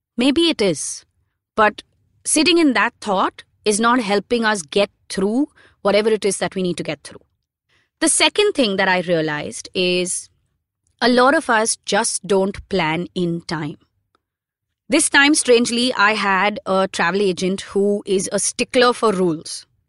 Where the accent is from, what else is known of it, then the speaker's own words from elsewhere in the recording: India; being Indian passport holders